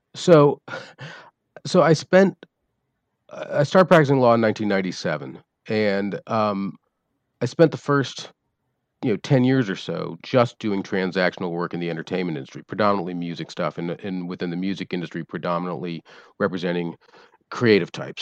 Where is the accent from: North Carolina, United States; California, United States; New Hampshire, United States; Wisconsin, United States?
North Carolina, United States; Winston-Salem; moved away as an adult; also born or lived in Manhattan, New York; now in Atlanta, United States; I was born in Winston-Salem, North Carolina